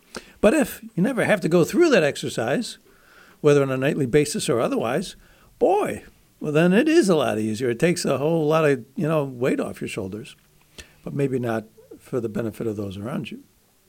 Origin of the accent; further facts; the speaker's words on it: Buffalo, New York, United States; nearby Buffalo, my hometown, actually.